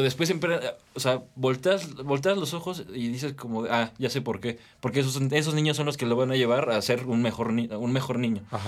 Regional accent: Metepec, State of Mexico, Mexico; tengo 19 años, soy de aquí, de Toluca, de Metepec

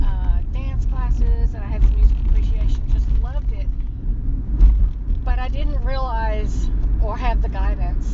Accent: West Monroe, Louisiana, United States; I'm from West Monroe, Louisiana

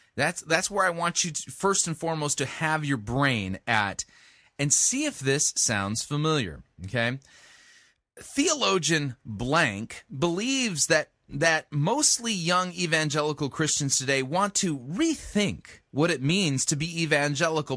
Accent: Southern California, United States; I grew up in Southern California

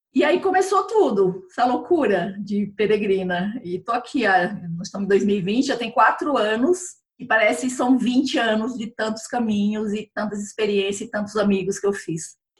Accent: Chapada dos Guimarães, Mato Grosso, Brazil; moved away as an adult; also born or lived in Curitiba; now in São Paulo, Brazil; eu sou mato-grossense, sou da, de Chapada dos Guimarães, Mato Grosso

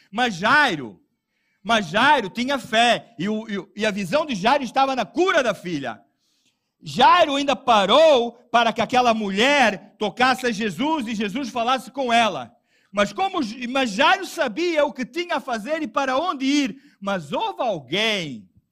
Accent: Portugal; eu sou português

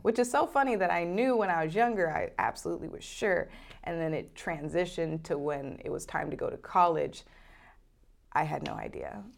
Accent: Oregon, United States; moved away; I was born in Oregon

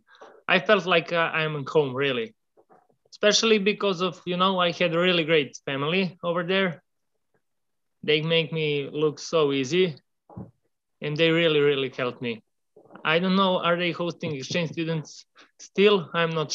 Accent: Serbia; also born or lived in Milwaukee; I come from Serbia. Serbia is a little country in Southeast Europe.

